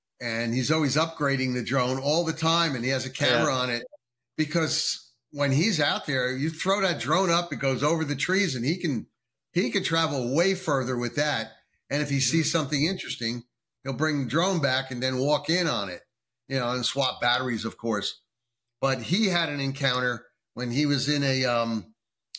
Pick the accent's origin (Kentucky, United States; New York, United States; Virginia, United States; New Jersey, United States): New Jersey, United States; moved away as an adult; now in North Carolina, United States; New Jersey, my home state. Well, formerly my home state. I'm not there anymore. I'm in North Carolina now.